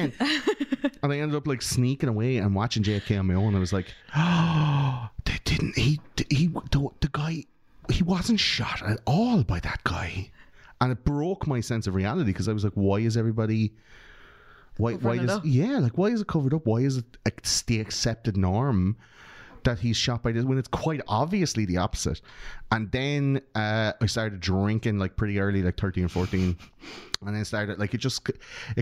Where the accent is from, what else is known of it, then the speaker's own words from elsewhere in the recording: Ireland; we grew up in Catholic Ireland.